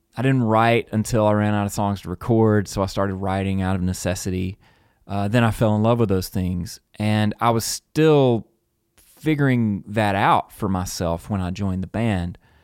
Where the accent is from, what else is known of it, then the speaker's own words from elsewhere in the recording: Mississippi, United States; growing up in Mississippi